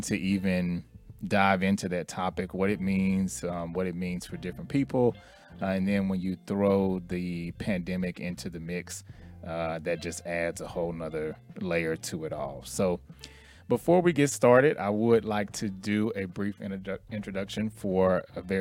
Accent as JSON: {"language": "English", "town": "Houston", "region": "Texas", "country": "United States", "moved": "as an adult", "lives_now": "Dallas, United States", "said": "I'm originally from Houston, and I moved here to Dallas in 03"}